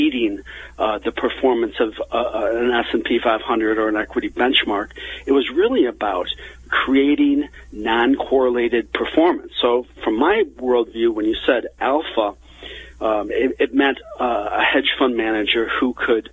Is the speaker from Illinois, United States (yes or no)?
yes; Chicago, Illinois, United States; growing up in the Chicago area, my friends in high school